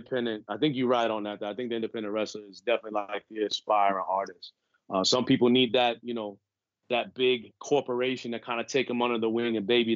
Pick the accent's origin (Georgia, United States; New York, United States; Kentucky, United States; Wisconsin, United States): New York, United States; New York City; I grew up on the East Coast, New York. Mm-hmm. As I mentioned earlier, I'm from Brooklyn